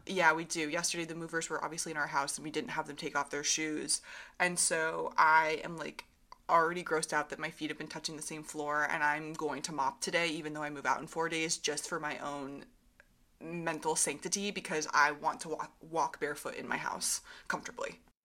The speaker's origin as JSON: {"language": "English", "region": "Vermont and New Hampshire", "country": "United States", "tie": "born or raised there", "moved": "yes", "said": "when I grew up in Vermont and New Hampshire"}